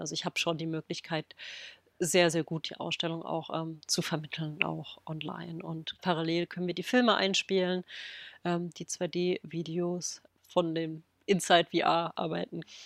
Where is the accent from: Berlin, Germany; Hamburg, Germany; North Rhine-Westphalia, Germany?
Berlin, Germany; in Berlin, quasi in meiner Heimatstadt